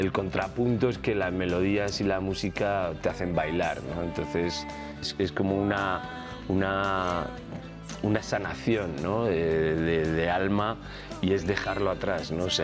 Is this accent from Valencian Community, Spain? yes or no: yes; Elche, Valencian Community, Spain; moved away; also born or lived in Murcia; Yo soy, nací en Murcia, me crié en Elche, Alicante.